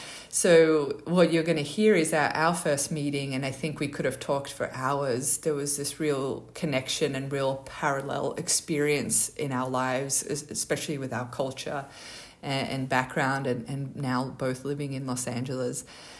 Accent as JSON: {"language": "English", "country": "Australia", "tie": "born or raised there", "said": "You know, our names, obviously, our Polish background. I grew up in Australia, she grew up in America."}